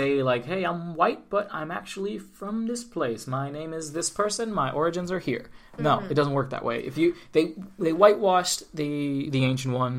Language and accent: English; New York, United States; I'm from New York